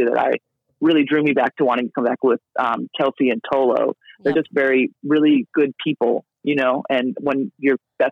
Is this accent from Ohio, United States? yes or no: yes; Ohio, United States; now in Australia; I love being from Ohio, and I love, you know, my family. My whole family still lives over there, but I love being from Ohio, not, you know, necessarily living in Ohio